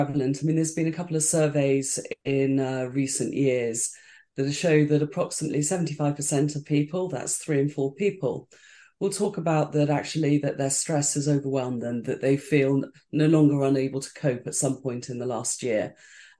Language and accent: English; United Kingdom; I'm British, so it's the stiff upper lip, it's just kind of get on with it and whatever.